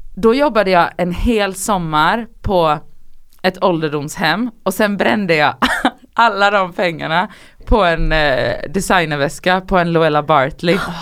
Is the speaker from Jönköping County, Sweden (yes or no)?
no; Gothenburg, Västra Götaland, Sweden; moved away as an adult; also born or lived in Oslo; jag är från Göteborg